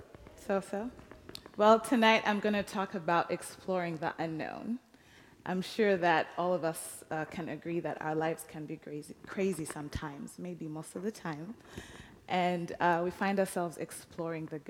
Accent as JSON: {"language": "English", "country": "Uganda", "tie": "born or raised there", "moved": "yes", "said": "I was born and raised in Uganda, and I grew up at this village, Waringa Village"}